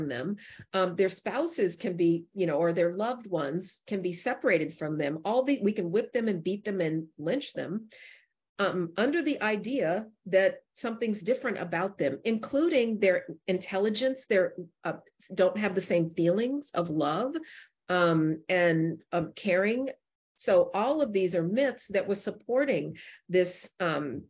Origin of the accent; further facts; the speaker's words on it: Denver, Colorado, United States; I grew up in Denver, Colorado